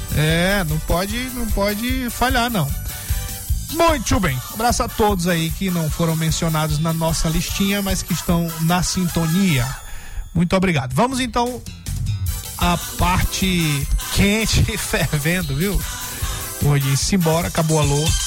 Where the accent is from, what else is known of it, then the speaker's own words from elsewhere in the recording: Brazil; nós somos brasileiros